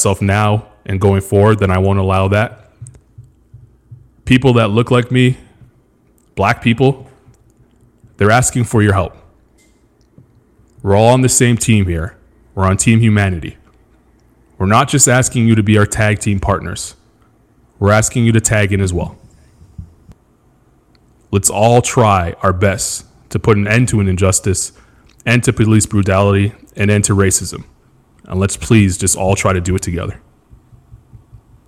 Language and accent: English; Montreal, Quebec, Canada; moved away as an adult; also born or lived in Australia; now in United States; I grew up with in Montreal, Quebec, Canada, in a place called NDG